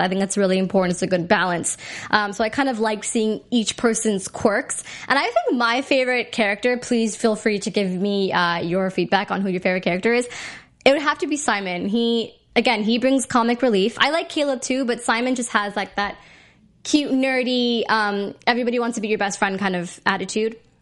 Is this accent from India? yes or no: yes; India; me being Indian